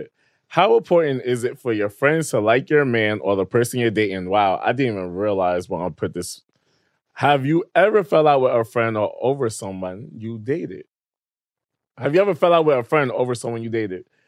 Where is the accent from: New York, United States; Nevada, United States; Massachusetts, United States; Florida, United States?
New York, United States; New York City; also born or lived in Queens; I was raised there for majority of my life